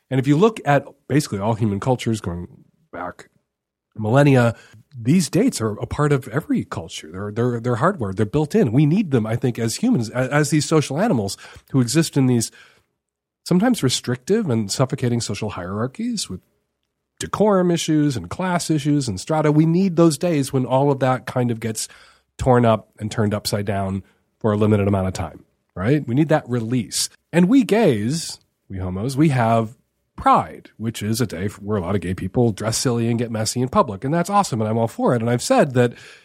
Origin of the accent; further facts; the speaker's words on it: Chicago, Illinois, United States; moved away; I grew up in Chicago